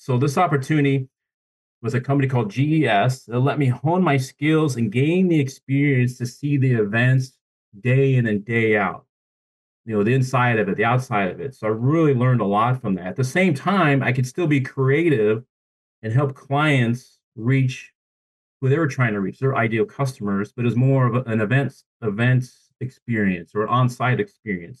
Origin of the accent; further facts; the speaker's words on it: Columbus, Nebraska, United States; now in Tulsa, United States; I'm born and raised in a town called Columbus, Nebraska.